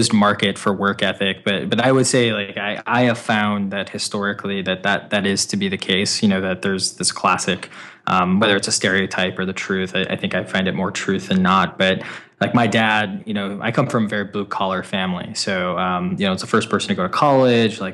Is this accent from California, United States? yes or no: no; Wisconsin, United States; moved away as an adult; also born or lived in Illinois; now in Boston, United States; I'm a Midwesterner. I'm from Wisconsin, born and raised out there